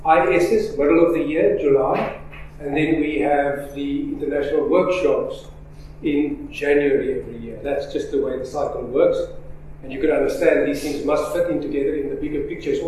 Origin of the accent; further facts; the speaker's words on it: South Africa; Africa. Africa.